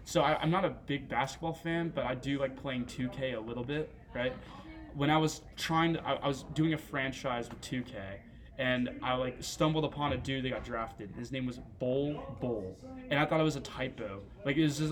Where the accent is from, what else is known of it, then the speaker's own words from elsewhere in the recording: Dallas, Texas, United States; now in Tampa, United States; I grew up in Dallas for most of my life, and then I, like, moved to Tampa.